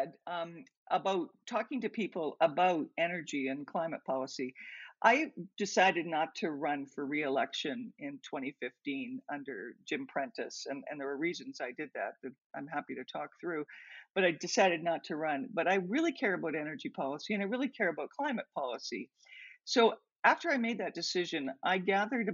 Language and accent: English; Tillsonburg, Ontario, Canada; now in Alberta, Canada; place where I grew up near Tillsonburg, Ontario, tobacco was everything